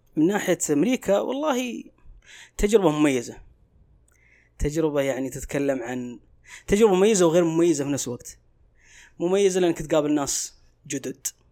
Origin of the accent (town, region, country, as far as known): Saudi Arabia